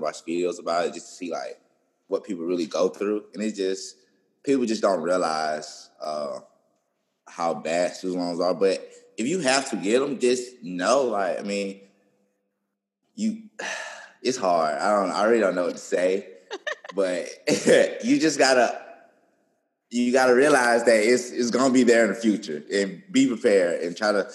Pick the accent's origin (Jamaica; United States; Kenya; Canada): United States; Birmingham, Alabama; now in Tuscaloosa, United States; I'm from Birmingham, so when I came to Tuscaloosa